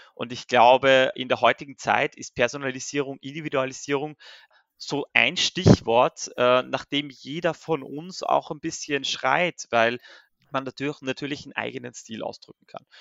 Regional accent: Austria; ich bin gebürtiger Österreicher

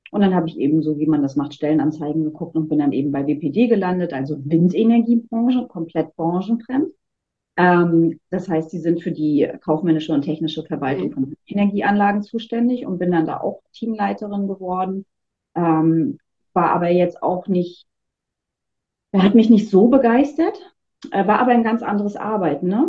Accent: Wismar, Mecklenburg-Vorpommern, Germany; moved away as an adult; now in Rostock, Germany; Aber ich bin tatsächlich 2007 aus Wismar hier nach Rostock gekommen und äh, ja auch nie wieder gegangen, was soll ich sagen.

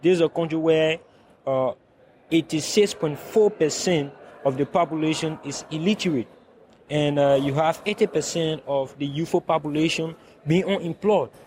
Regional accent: Liberia; I come from the Republic of Liberia and I live in West Point, that is a slum in, uh, Monrovia

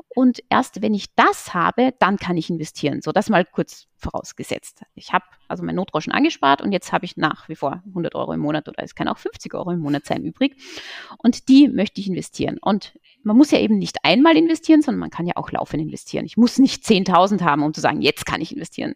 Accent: Salzburger Land, Austria; moved away as an adult; now in Berlin, Germany; in meiner Heimat, im Salzburger Land

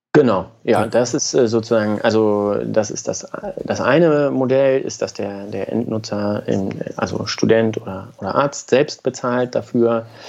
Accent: Braunschweig, Lower Saxony, Germany; moved away as an adult; also born or lived in Göttingen; Also ich komme aus Braunschweig, ganz unspektakulär. Ähm, Habe dann dort Abi gemacht

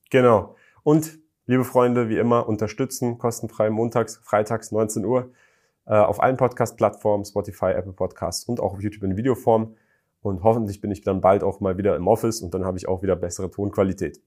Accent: Germany; ich komme aus Deutschland

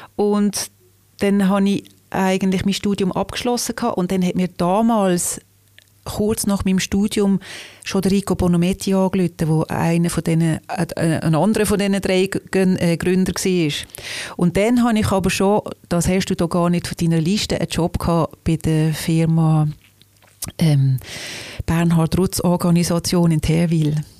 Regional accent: Liestal, Basel-Landschaft, Switzerland; now in Basel, Switzerland; Aufgewachsen bin ich in Baselbiet, in Liestel

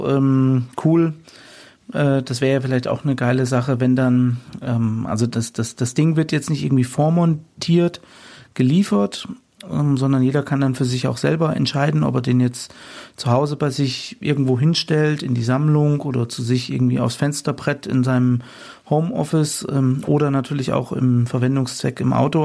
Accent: Fulda, Hesse, Germany; hier bei uns in meiner Heimatstadt in Fulda

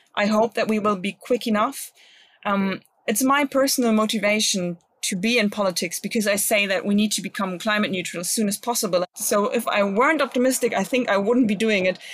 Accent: Bremen, Germany; my home state, especially to Bremen, um, because I like to live here.

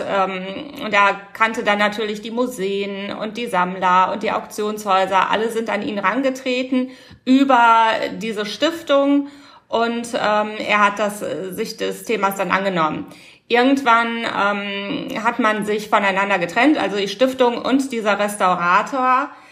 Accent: Rhineland, Germany; Bei uns im Rheinland

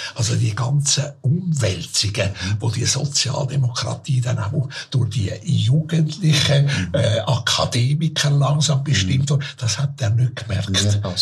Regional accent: Zürich, Switzerland; Ich bin in Hottingen aufgewachsen, ein gutes Quartier dort gewesen.

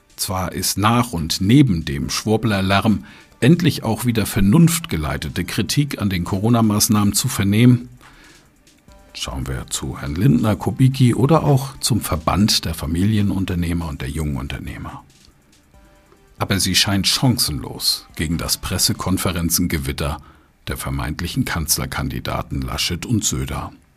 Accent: Germany; wir Deutschen

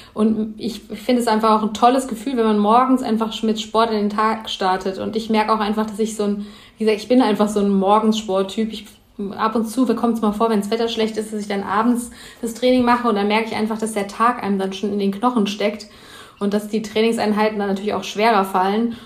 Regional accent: Heppenheim, Hesse, Germany; Also ich komme aus äh, Heppenheim, das liegt zwischen Frankfurt und Heidelberg eigentlich so in der Mitte, im Hessen

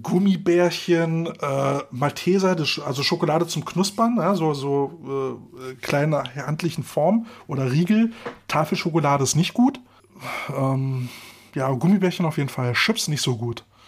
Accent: Berlin, Germany; bei uns in Berlin

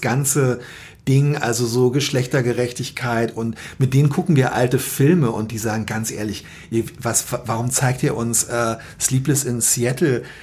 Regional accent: Berlin, Germany; moved away as an adult; now in Hamburg, Germany; Ich bin äh, in Zehlendorf in Westberlin aufgewachsen

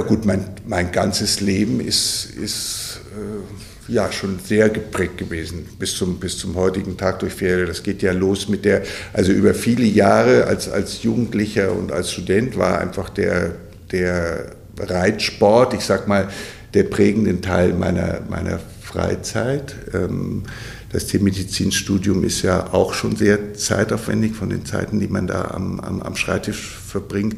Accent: Bavaria, Germany; moved away; also born or lived in Westphalia; ich komme ja aus, aus Bayern, das ist jetzt nicht so Pferdeland wie hier in Westfalen

